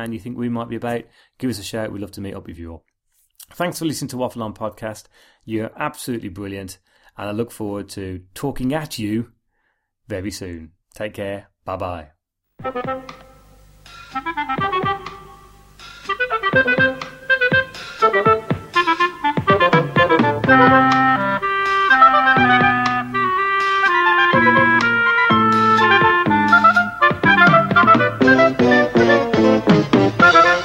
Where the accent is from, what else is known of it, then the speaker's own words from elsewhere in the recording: Birmingham, West Midlands, United Kingdom; We're two blokes from Birmingham